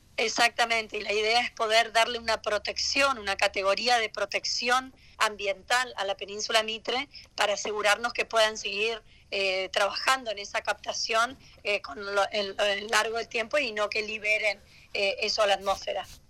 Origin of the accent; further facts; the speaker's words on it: Corrientes, Argentina; yo soy oriunda de la provincia de Corrientes